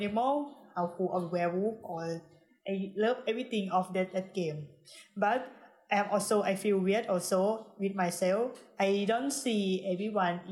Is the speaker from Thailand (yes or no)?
yes; Saraburi, Thailand; English is a second language; I grew up in the Salaburi. It's a city far from Bangkok, 2 hours from Bangkok